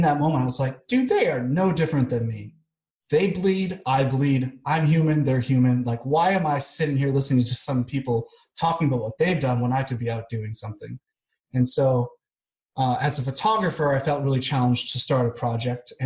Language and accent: English; United States; moved away as an adult; also born or lived in Kansas City, Missouri / Vancouver, Washington; now in Belgrade, Serbia; I'm definitely American